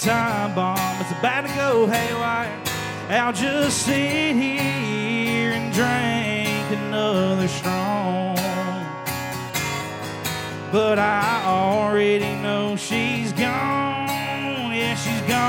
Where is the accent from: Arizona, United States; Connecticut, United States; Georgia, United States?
Georgia, United States; Baxley; I'm from Baxley, Georgia